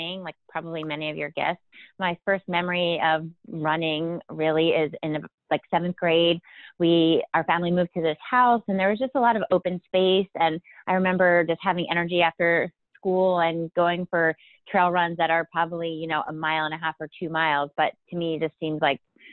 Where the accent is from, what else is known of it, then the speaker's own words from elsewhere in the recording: Pennsylvania, United States; moved away as an adult; also born or lived in Amherst, Massachusetts / San Francisco; now in Portland, United States; I grew up in Pennsylvania, and I went to college at the University of Massachusetts in Amherst